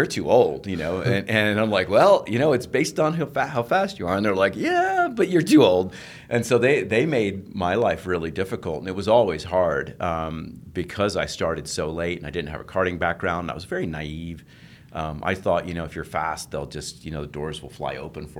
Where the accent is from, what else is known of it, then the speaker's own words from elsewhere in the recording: England, United Kingdom; moved away; in England, when I lived there, I was born in England, lived near a racetrack